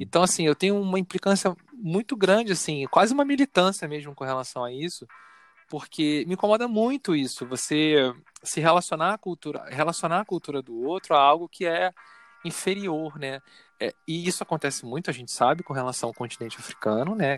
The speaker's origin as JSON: {"language": "Portuguese", "region": "Rio de Janeiro", "country": "Brazil", "tie": "born or raised there", "lives_now": "Niterói, Brazil", "said": "Eu nasci no Rio, eu fui criado no Rio, então meu referencial é o Rio"}